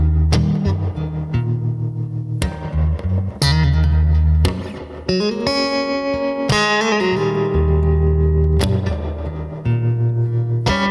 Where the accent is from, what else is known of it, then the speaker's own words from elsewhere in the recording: Greenville, Mississippi, United States; growing up in Greenville, Mississippi